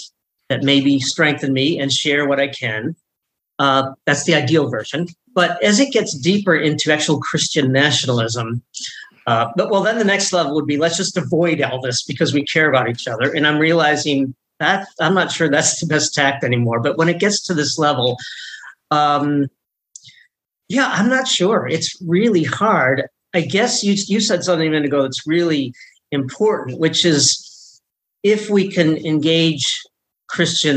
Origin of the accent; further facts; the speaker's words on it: Rockford, Illinois, United States; now in Philadelphia, United States; I was just back in my hometown of Rockford, Illinois